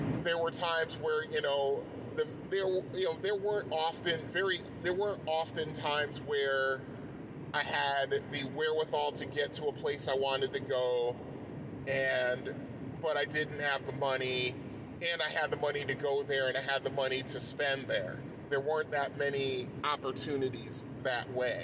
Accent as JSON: {"language": "English", "town": "Bridgeport", "region": "Connecticut", "country": "United States", "tie": "born or raised there", "said": "growing up in Bridgeport, Connecticut"}